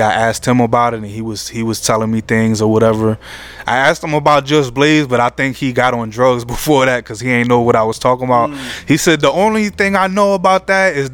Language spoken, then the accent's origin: English; New Jersey, United States; I'm still a youngin', and I'm from Jersey. I grew up listening to all the Jersey rappers